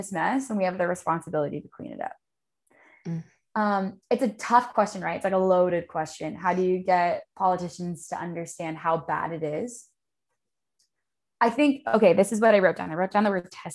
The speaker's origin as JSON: {"language": "English", "town": "Los Angeles", "region": "California", "country": "United States", "tie": "born or raised there", "said": "I grew up in Los Angeles and I spent my childhood in the ocean"}